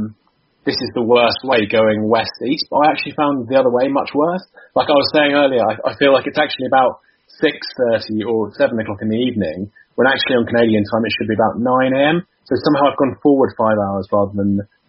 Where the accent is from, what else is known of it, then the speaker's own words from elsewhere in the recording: Winchester, South East England, United Kingdom; also born or lived in Southampton; now in London, United Kingdom; I do live in London, but I was born in Winchester